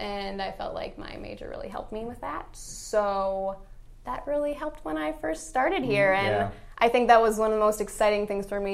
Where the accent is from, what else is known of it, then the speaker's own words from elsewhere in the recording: Wisconsin, United States; I'm from Wisconsin